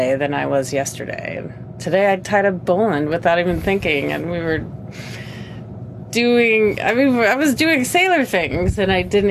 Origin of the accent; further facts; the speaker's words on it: Seattle, Washington, United States; I come from Seattle, Washington in the U.S.